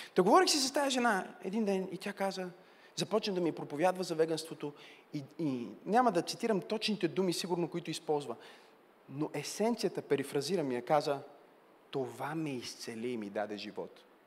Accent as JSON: {"language": "Bulgarian", "country": "Bulgaria", "said": "сме българи"}